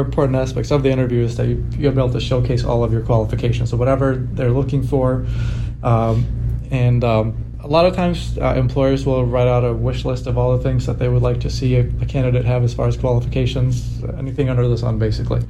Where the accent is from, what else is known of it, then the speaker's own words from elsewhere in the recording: Sweden; I'm from Sweden, and the Swedish culture is not to really brag about yourself